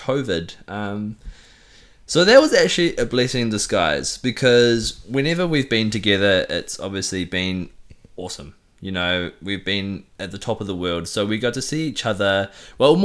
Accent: New Zealand; moved away; I'm from New Zealand.

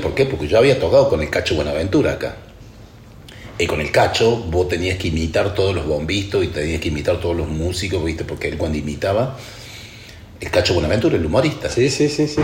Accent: Córdoba, Argentina; moved away as an adult; now in France; yo soy cordobés, percusionista, ya hace muchos años que vivo en Francia

